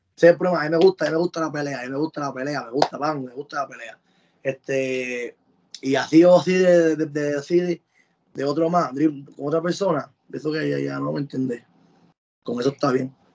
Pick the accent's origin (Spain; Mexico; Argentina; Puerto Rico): Puerto Rico; moved away as an adult; now in United States; Cuando yo me fui de Puerto Rico